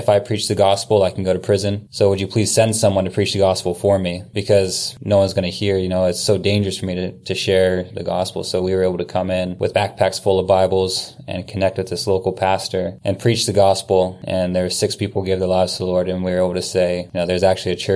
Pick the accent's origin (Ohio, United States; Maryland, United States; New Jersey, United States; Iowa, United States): Ohio, United States; Salem; moved away as an adult; also born or lived in Kansas City / New Zealand / Germany; now in Kailua-Kona, Hawaii, United States; I was born and raised in Salem